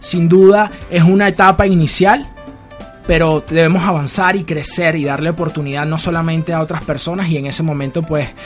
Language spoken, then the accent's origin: Spanish; Venezuela; Tengo un foco en mi país, en Venezuela, sin duda creo que lo vamos a alcanzar.